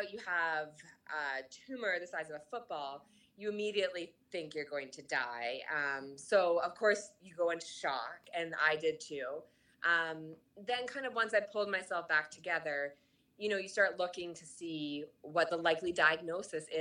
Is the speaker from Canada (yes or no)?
yes; Canada; I'm Canadian